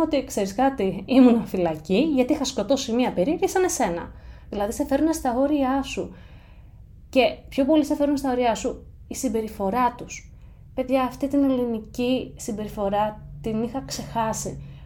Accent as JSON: {"language": "Greek", "country": "Greece", "also_born_or_lived": "United States", "moved": "as an adult", "said": "θα είμαι τρεις εβδομάδες στην Ελλάδα και τέσσερις μέρες στο χωριό μου"}